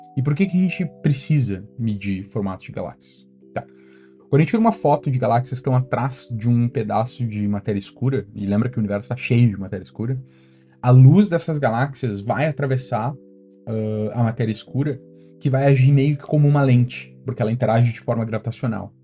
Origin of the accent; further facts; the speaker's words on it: Brazil; moved away as an adult; also born or lived in London, United Kingdom / Germany; now in Stockholm, Sweden; crescendo no Brasil